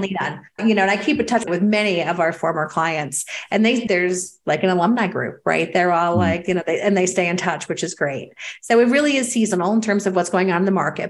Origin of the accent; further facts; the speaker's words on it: New York City, New York, United States; I'm a New Yorker